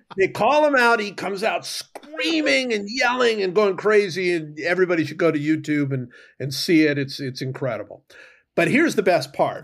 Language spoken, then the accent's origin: English; Cleveland, Ohio, United States; I grew up in Cleveland.